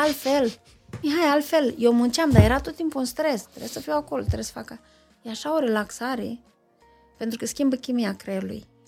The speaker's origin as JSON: {"language": "Romanian", "area": "Moldova", "region": "Moldavia", "country": "Romania", "said": "sunt un moldovean care nu bea vin"}